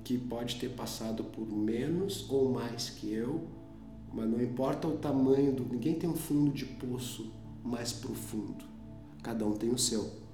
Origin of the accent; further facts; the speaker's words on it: Porto Alegre, Rio Grande do Sul, Brazil; eu venho do bairro Restinga, né? Aqui é, é, um, é um bairro periférico de Porto Alegre, né? Uh, aonde lá eu, eu comecei a, a minha vida